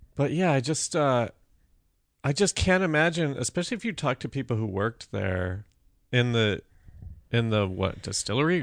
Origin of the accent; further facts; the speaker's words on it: Colorado, United States; moved away; growing up in Colorado